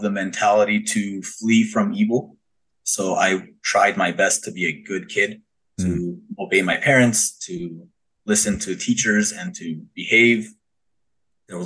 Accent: Thousand Oaks, California, United States; I grew up in Thousand Oaks, California, born and raised

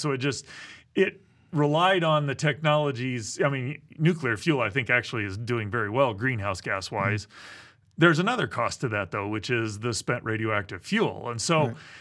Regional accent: Midwest, United States; I grew up in the Midwest

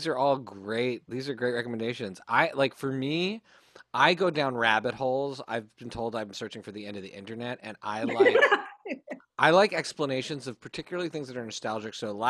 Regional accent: Canada; We grew up in Canada.

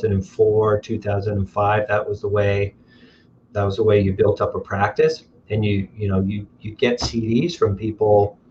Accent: Windsor, Ontario, Canada; I remember growing up, I could get to downtown clubs in 22 minutes

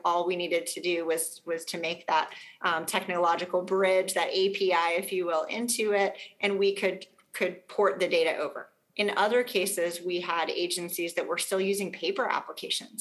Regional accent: Arkansas, United States; now in South Carolina, United States; in my home state of Arkansas

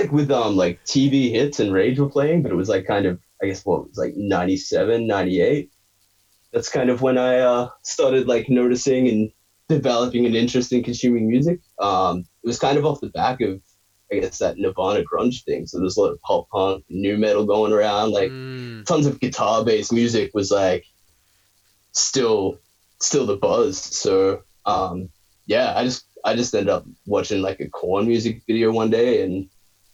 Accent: Hesket, Victoria, Australia; now in Melbourne, Australia; I grew up in a town called Heskett, which is like out of Wood End.

